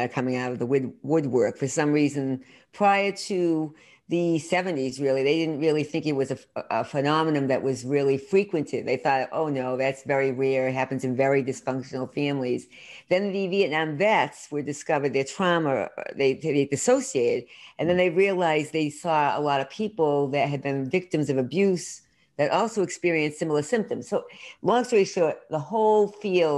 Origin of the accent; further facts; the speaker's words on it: Worcester, Massachusetts, United States; also born or lived in Boston; I grew up in Central Mass, Worcester, Mass, and I'm really did full circle, lived in Boston for many years outside and back here now